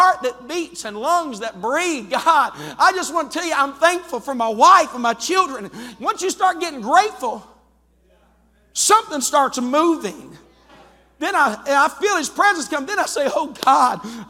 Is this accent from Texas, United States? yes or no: no; West Virginia, United States; I'm from West Virginia